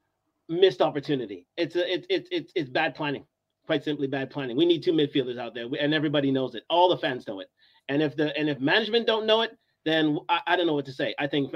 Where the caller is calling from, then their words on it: Toronto, Ontario, Canada; I'm coming from Toronto, actually.